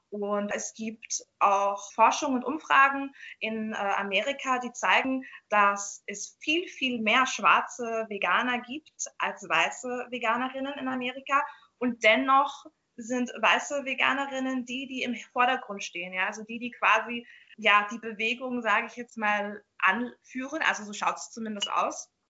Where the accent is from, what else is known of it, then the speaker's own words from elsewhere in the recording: Jamaica; Also ich komme aus Jamaika und da gibt es zum Beispiel Rastafaris